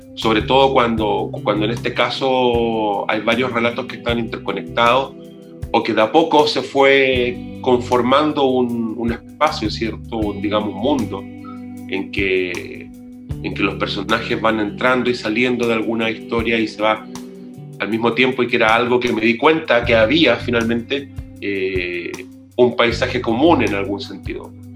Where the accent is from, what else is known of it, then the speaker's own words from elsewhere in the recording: Antofagasta, Chile; now in Santiago, Chile; yo soy nortino, soy antofagastino, vivo aquí en Santiago hace mucho tiempo